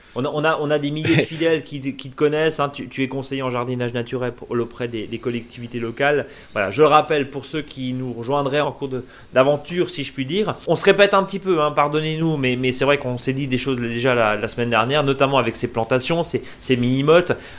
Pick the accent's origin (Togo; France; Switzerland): France; Alsace, Grand Est; chez nous en Alsace